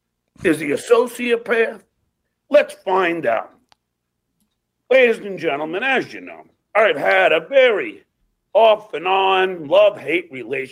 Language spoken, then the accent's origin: English; North Massapequa, New York, United States; and I'm from North Massapequa.